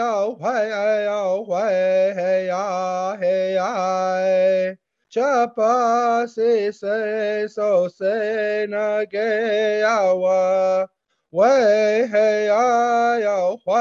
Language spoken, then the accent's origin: English; Serpent River First Nation, Ontario, Canada; also born or lived in Alberta / Saskatchewan / Manitoba; I come from, my community is Gnabaging, Serpent River First Nation. And I live at a place called Nimki Ojibwe, which is north of my community.